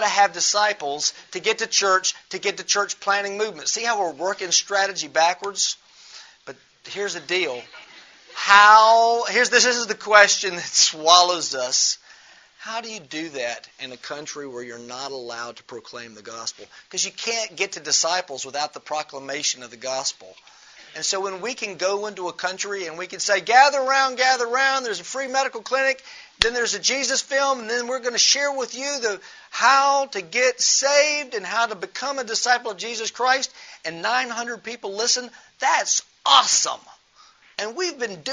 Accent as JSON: {"language": "English", "town": "Memphis", "region": "Tennessee", "country": "United States", "moved": "as an adult", "lives_now": "Amman, Jordan", "said": "I don't live in Memphis. I'm from Memphis"}